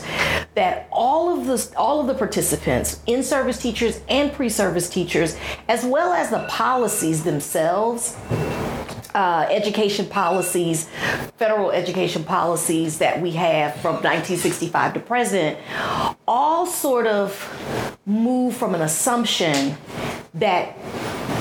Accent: Houston, Texas, United States; I grew up in Houston

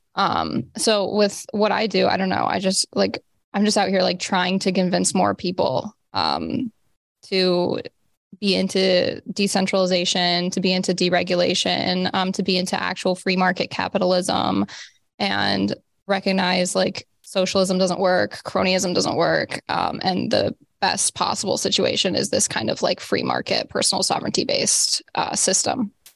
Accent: Rust Belt, United States; I grew up in the Rust Belt, so, like, heavy, poverty-stricken kinda area

